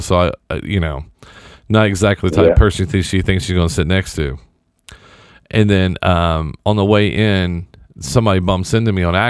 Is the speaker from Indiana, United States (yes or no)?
yes; Indianapolis, Indiana, United States; I was flying from Dallas to Indy. Back home